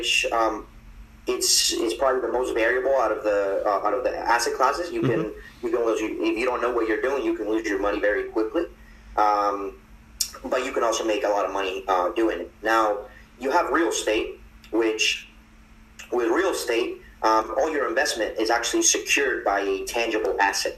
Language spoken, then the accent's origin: English; Medellín, Antioquia, Colombia; moved away; I'm from Medellin, Colombia